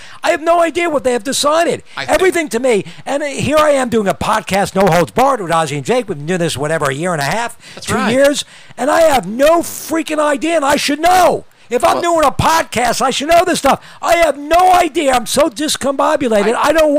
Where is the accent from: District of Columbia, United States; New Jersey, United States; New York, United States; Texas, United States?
New York, United States; Westchester; I grew up in Westchester, which is much closer to the Bronx.